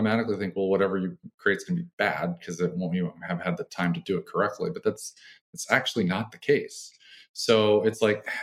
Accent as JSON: {"language": "English", "region": "Nebraska", "country": "United States", "tie": "born or raised there", "said": "I grew up in Nebraska"}